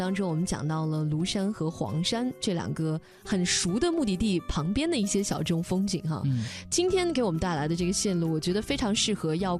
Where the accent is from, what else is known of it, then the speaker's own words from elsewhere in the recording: northern China, China; 我们都是在北方长大的